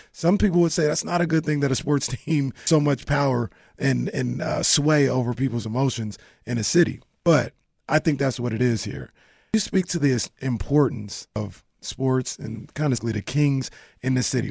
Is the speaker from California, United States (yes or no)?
yes; Sacramento, California, United States; I'm from South Sacramento